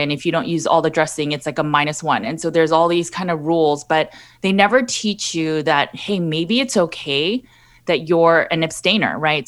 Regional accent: Los Angeles, California, United States; I born and raised in Los Angeles, California

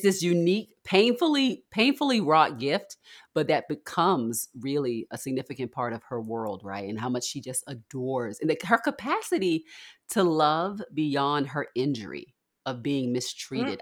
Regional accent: Baltimore, Maryland, United States; I'm from Baltimore

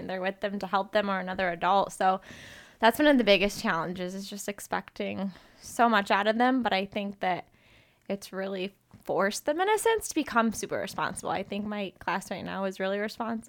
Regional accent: Illinois, United States; moved away as an adult; now in Arizona, United States; I'm originally from Illinois, but I came to Arizona for school

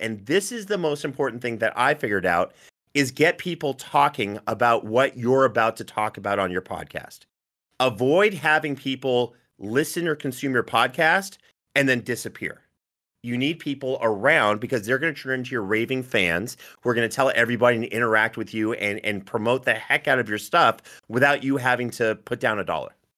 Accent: Northern Ontario, Canada; I'm from Northern Ontario

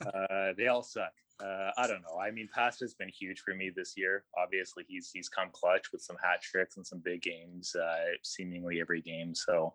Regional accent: Kingston, Ontario, Canada; moved away as an adult; also born or lived in Toronto, Canada; now in London, United Kingdom; I'm from Canada, originally from a smaller city called Kingston in Ontario. But for the last 7 or 8 years, I've been in Toronto.

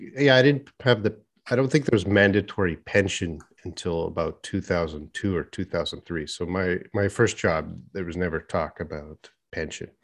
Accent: Edmonton, Alberta, Canada; moved away as an adult; now in Korea; my hometown of Edmonton

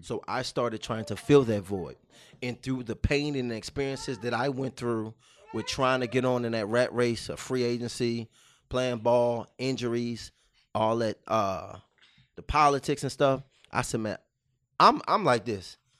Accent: Baltimore, Maryland, United States; moved away; I'm from Baltimore, Maryland

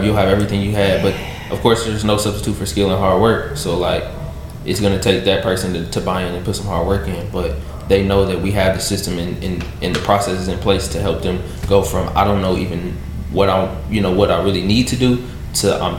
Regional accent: Louisville, Kentucky, United States; I'm from Louisville, so I'm from Louisville.

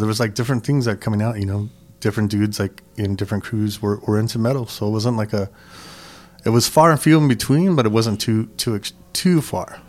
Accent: Los Angeles, California, United States; I grew up in San Gabriel Valley, East

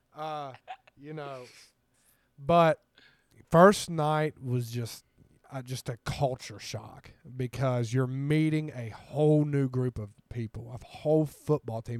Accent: Ironton, Ohio, United States; moved away as an adult; also born or lived in Atlanta, Georgia; now in Columbus, United States; I am from Ironton, Ohio. Went to Ironton High School.

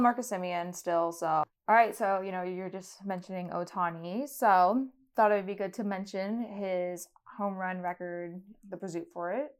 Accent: Toronto, Ontario, Canada; I'm from Toronto.

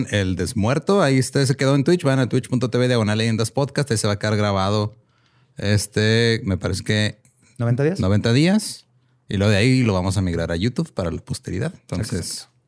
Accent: northern Mexico, Mexico; Somos norteños.

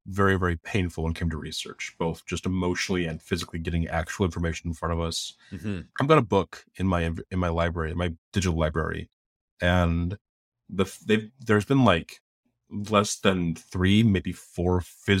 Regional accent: Philippines; But just being a Filipino person, all at once felt like, wow, this is a very small field.

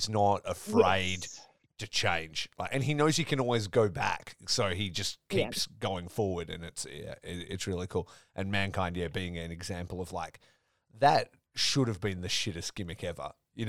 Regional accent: Geraldton, Western Australia, Australia; So I grew up in Geraldton, and my auntie lived in Perth

